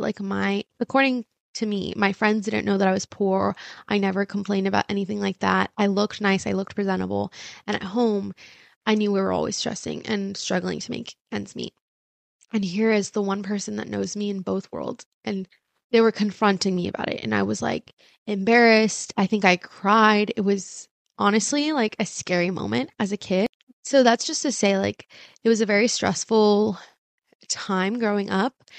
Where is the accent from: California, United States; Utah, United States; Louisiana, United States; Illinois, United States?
California, United States; Irvine; first language Spanish; English is a second language; growing up in Irvine